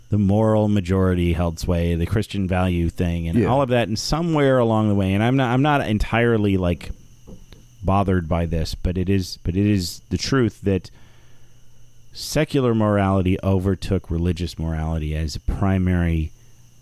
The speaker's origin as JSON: {"language": "English", "region": "South Florida", "country": "United States", "tie": "born or raised there", "also_born_or_lived": "Milwaukee", "said": "I grew up in South Florida."}